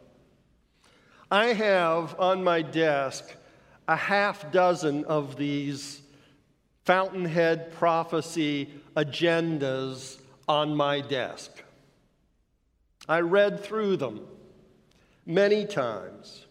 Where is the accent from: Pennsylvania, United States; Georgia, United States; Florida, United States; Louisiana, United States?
Florida, United States; I grew up in Florida, where the limestone substrate is crisscrossed underneath with mighty underground rivers